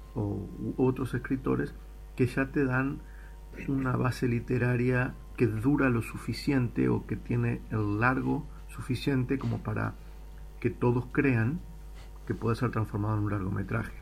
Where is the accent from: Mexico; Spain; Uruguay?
Uruguay; moved away as an adult; me fui de, Uruguay y me fui de Latinoamérica hace más de 20 años.